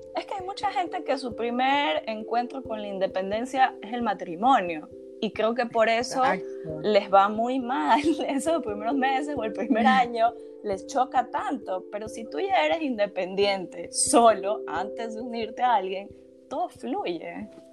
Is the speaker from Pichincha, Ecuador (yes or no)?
no; Guayaquil, Guayas, Ecuador; moved away; nosotros que somos de Guayaquil